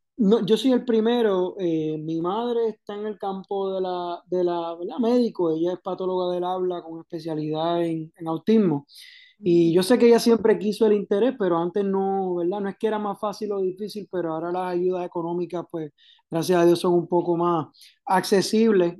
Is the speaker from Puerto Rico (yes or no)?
yes; Caguas, Puerto Rico; moved away as an adult; also born or lived in Santurce; now in Ponce, Puerto Rico; Pues yo originalmente soy de Cagua, Nací en Santurce, me crié en Caguas toda la vida